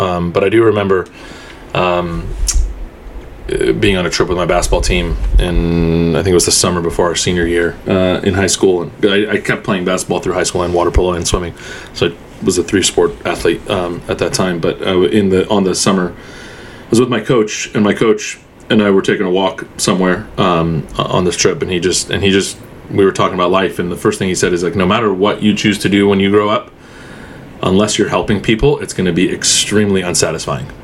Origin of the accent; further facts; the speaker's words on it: Southern California, United States; also born or lived in Egypt / Houston, Texas; I was born born in Egypt, um, and we immigrated uh, to the United States to Houston, Texas, um, for for about three four years, and then uh, and then moved to Southern California.